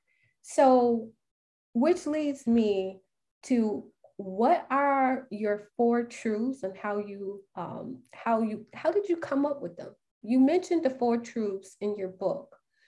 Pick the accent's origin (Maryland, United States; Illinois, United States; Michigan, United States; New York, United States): Illinois, United States; Chicago; I'm born and raised in Chicago